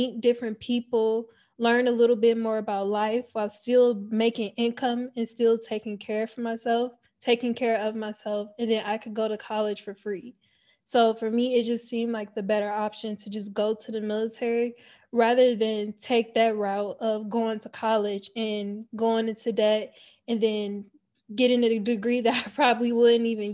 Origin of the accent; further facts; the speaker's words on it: Cleveland, Ohio, United States; moved away as an adult; I was born and raised in Cleveland, Ohio. I lived there up until the age of 18 years old.